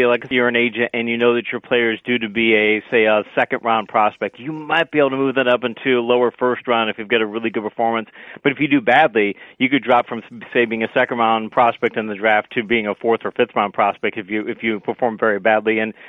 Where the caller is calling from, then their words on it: Florida, United States; I am in America. I'm just outside of Orlando, just north of Walt Disney World.